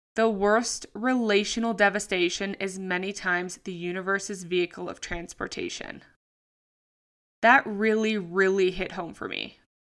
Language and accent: English; Sydney, New South Wales, Australia; moved away as an adult; from Sydney, Australia, my hometown.